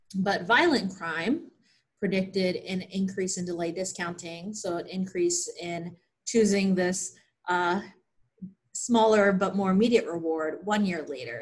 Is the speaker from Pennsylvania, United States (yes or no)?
yes; Pennsylvania, United States; moved away as an adult; also born or lived in Chicago / Kentucky; I grew up in Pennsylvania